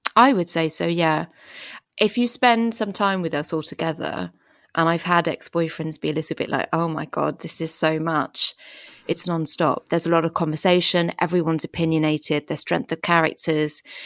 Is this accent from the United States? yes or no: no; France; So we, we, we grew up in France. I don't remember a huge amount before France because we moved there when I was four